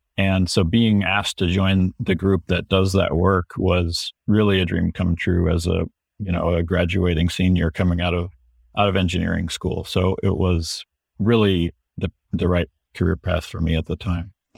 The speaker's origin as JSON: {"language": "English", "town": "Houston", "region": "Texas", "country": "United States", "tie": "born or raised there", "moved": "yes", "lives_now": "Seattle, United States", "said": "when I was growing up in Houston"}